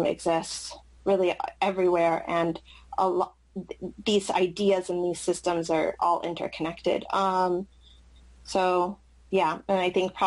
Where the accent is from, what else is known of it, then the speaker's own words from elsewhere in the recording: San Jose, California, United States; English is a second language; I grew up in San Jose, which is a pretty, I would say, culturally diverse place